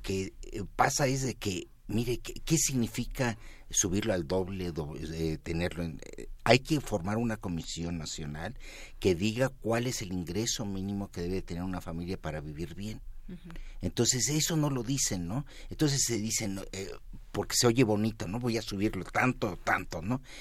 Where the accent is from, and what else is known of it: Mexico